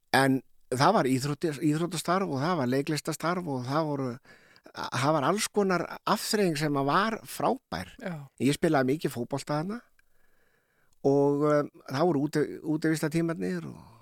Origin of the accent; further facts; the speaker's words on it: Keflavík, Southern Peninsula, Iceland; við sem ólast upp í Keflag og Njarvík